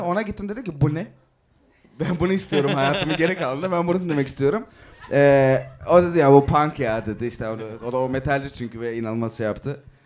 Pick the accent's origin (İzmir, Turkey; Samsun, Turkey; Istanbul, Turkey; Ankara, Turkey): İzmir, Turkey; Izmir, Turkey; ben ortaokuldan liseye geçtiğimde e, Bostanlı'da Hatay'a taşındım. Yani Hatay, İzmir Hatay.